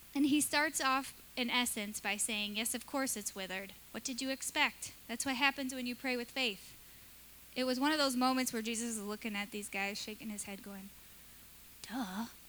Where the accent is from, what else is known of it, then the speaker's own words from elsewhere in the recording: Michigan, United States; moved away; I grew up in Michigan at the end of a dirt road